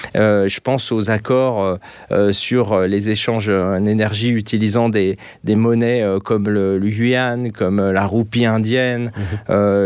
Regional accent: France; moved away as an adult; now in Austria; moi je vis en Autriche, je suis français, mais je vis en Autriche

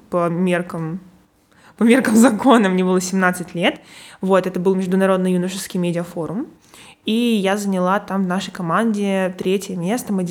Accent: Perm, Perm Krai, Russia; moved away as an adult; now in Moscow, Russia; Из Перми.

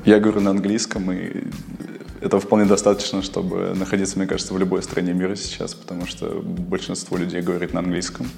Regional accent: Kyrgyzstan; now in Russia; я родился в Киргизии и приехал в Россию нелегалом

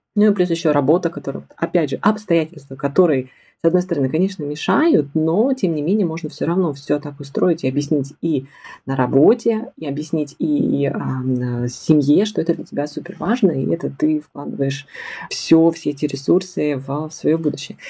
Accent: Siberia, Russia; also born or lived in Tomsk; Я из Сибири окончила Томский государственный педагогический университет

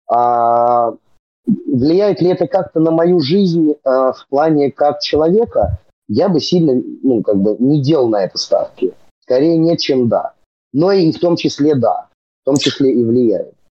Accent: Serpukhov, Moscow Oblast, Russia; Я-то вообще родился там, потому что там, где я жил, собственно, и вырос, просто нет роддома

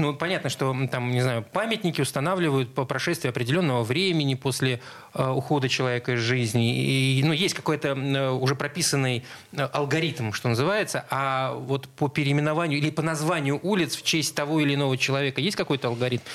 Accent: Saint Petersburg, Russia; Я вырос на Чайковского, соответственно, в школу ходил рядом с кинотеатром «Спартак»

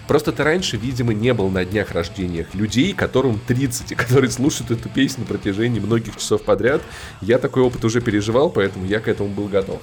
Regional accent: Voronezh, Voronezh Oblast, Russia; Я воронежец

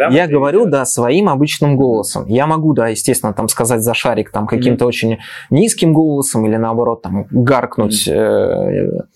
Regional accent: Moscow, Russia; я же москвич

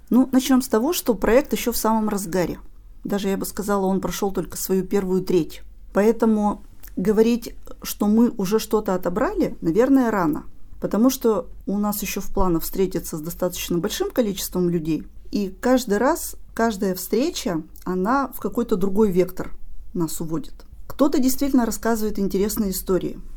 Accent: Sylva, Perm Krai, Russia; moved away as an adult; now in Perm, Russia; Я недалеко, я из Сылвы. Поэтому я, мой путь в Пермь был не очень длинным, это буквально 40 минут на автобусе.

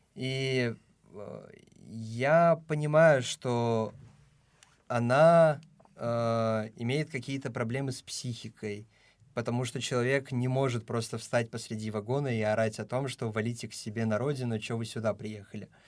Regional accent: Tajikistan; now in Moscow, Russia; я из Таджикистана

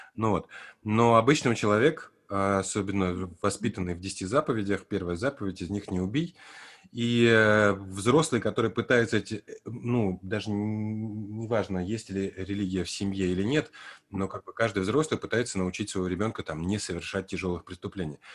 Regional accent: Armenia; я родился в Армении, при том, что я русский мальчик, но я учился в армянском детском саду

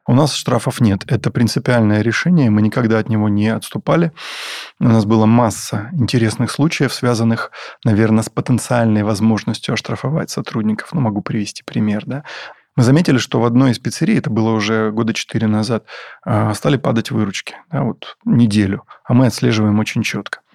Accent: Taganrog, Rostov Oblast, Russia; в Таганроге, в моем родном городе

